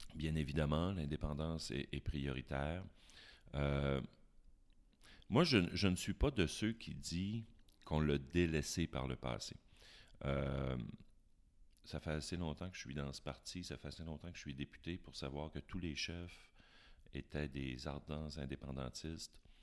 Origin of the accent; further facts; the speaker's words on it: Chicoutimi, Quebec, Canada; also born or lived in Jonquière; je suis né à Chicoutimi. Alors, je suis une greffe qui a, pris à Jonquière